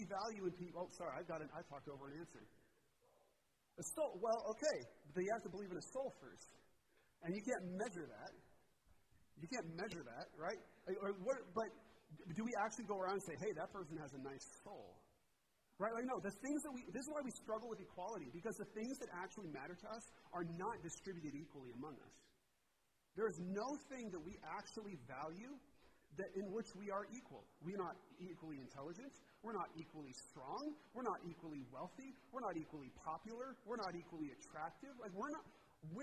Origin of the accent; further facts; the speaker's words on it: Washington, United States; I'm from Washington.